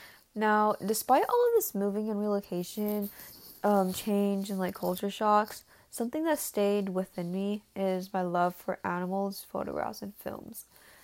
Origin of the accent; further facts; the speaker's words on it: San Ramon, California, United States; So I am from San Ramon, and I am a junior at DVHS